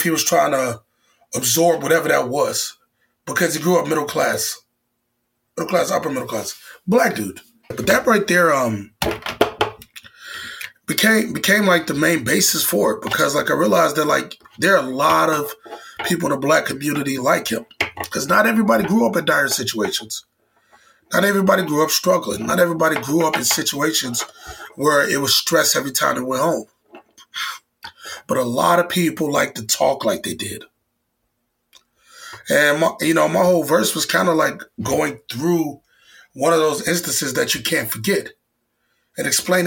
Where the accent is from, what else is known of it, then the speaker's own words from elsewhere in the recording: Chicago, Illinois, United States; moved away as an adult; now in New York, United States; back in Chicago, you know, my hometown.